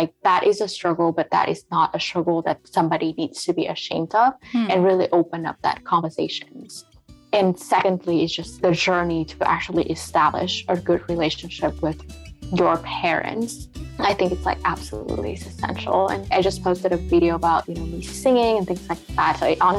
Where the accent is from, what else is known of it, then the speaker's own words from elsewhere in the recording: United States; English is a second language; But I felt myself being an American because this is where I grew up. This is part of my grow up journey.